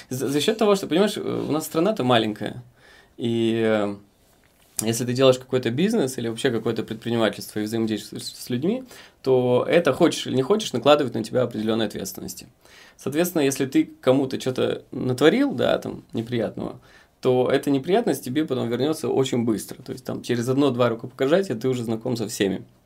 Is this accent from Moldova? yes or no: yes; Dubăsari, Transnistria, Moldova; moved away; я из Приднестровья, э, из города Дубасары